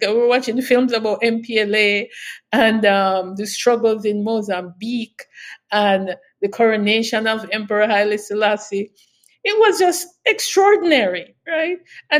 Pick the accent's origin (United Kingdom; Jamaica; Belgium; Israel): Jamaica; Kingston; moved away as an adult; also born or lived in Westmoreland, Jamaica; now in Canada; growing up in Kingston, in East Kingston